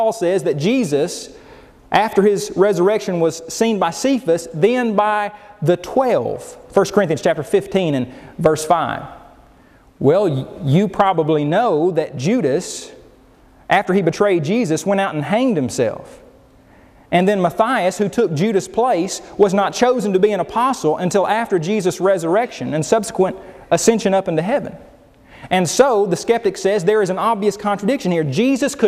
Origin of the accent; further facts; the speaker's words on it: Oklahoma, United States; I grew up in Oklahoma